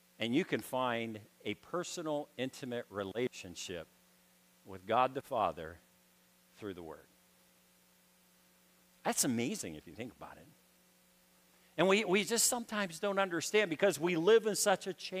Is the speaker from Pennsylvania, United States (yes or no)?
yes; Pittsburgh, Pennsylvania, United States; I grew up in Pittsburgh, Pennsylvania. I grew up inner city.